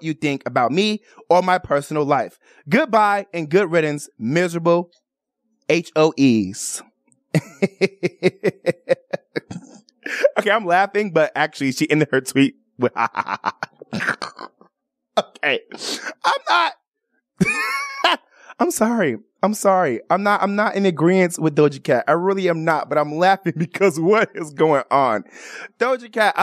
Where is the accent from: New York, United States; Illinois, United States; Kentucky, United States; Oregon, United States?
Illinois, United States; Chicago; born or raised there; moved away as an adult; also born or lived in Miami / Atlanta, Georgia / Washington, District of Columbia, United States / Maryland; now in Las Vegas, United States